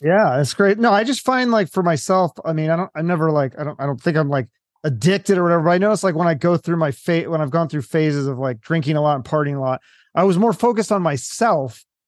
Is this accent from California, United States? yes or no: no; Seattle, Washington, United States; I'm not from the East Coast. I'm from Seattle